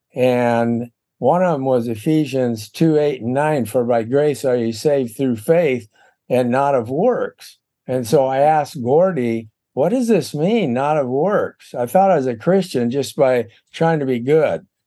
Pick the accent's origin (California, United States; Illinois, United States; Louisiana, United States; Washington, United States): Washington, United States; Seattle; moved away as an adult; also born or lived in Houston, Texas; I was born in Seattle, Washington.